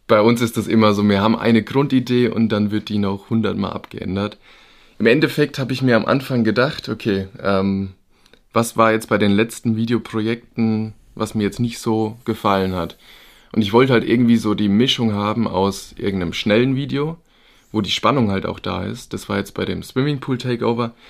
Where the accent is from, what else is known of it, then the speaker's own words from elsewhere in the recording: Bavaria, Germany; Ja, ich bin, wie du schon gesagt hast … ich komme ja aus der Gegend irgendwo zwischen Würzburg und Aschaffenburg.